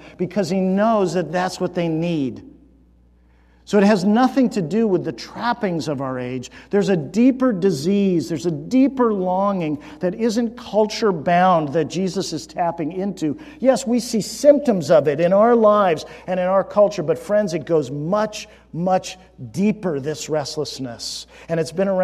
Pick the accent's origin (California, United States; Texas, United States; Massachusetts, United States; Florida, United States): California, United States; I grew up in California, so hiking meant Sierra Nevadas